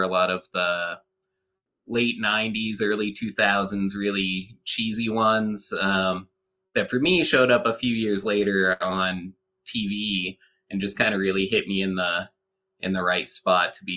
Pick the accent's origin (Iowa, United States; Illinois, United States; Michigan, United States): Iowa, United States; moved away; Originally, I'm from Iowa